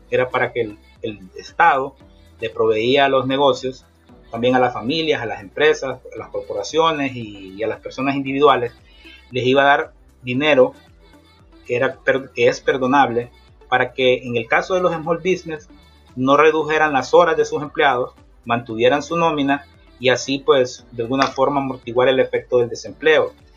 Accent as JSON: {"language": "Spanish", "town": "Tegucigalpa", "region": "Francisco Morazán", "country": "Honduras", "tie": "born or raised there", "also_born_or_lived": "Florida, United States", "moved": "as an adult", "lives_now": "United States", "said": "soy originario de Tegucigalpa, Honduras"}